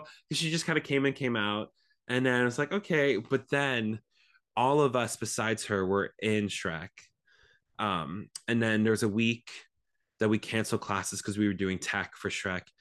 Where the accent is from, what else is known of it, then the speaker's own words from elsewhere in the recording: Stavanger, Rogaland, Norway; now in Los Angeles, United States; I was born in Stavanger, Norway. Um, my whole family, we're all from there.